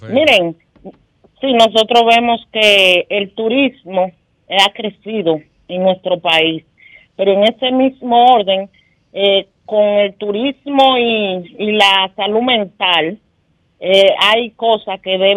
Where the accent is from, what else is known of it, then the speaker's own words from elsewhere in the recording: Río San Juan, María Trinidad Sánchez, Dominican Republic; Río San Juan, que es mi pueblo